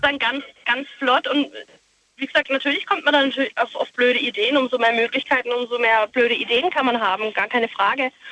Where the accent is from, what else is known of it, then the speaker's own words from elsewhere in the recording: Pforzheim, Baden-Württemberg, Germany; Ich komme aus Pforzheim